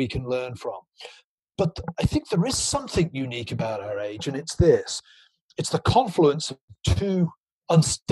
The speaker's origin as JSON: {"language": "English", "area": "Gloucestershire", "region": "South West England", "country": "United Kingdom", "tie": "born or raised there", "moved": "yes", "said": "my hometown in Gloucestershire"}